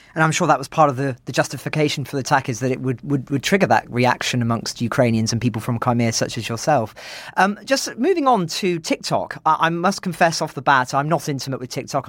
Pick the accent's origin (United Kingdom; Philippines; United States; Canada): United Kingdom; as a British person